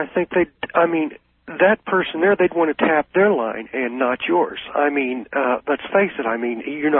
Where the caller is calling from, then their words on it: Colchester, Illinois, United States; I'm calling from Colchester, listening to you, Illinois